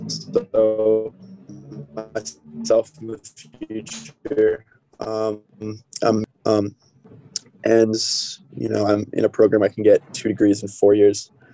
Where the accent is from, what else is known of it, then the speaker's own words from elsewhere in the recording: 10 minutes outside of Foxborough, Massachusetts, United States; I'm from Massachusetts. Um, you know, pretty big Pats fan, big Boston sports guy. Um, you know, I just I grew up in the area, um, 10 minutes outside of Foxborough